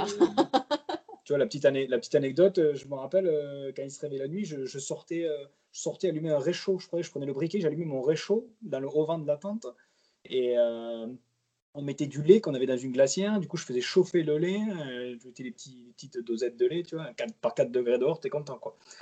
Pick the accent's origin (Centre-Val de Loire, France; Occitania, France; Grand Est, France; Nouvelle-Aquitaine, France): Occitania, France; Montpellier; moved away as an adult; also born or lived in Mayotte; now in French Polynesia; je suis originaire de la côté de Montpellier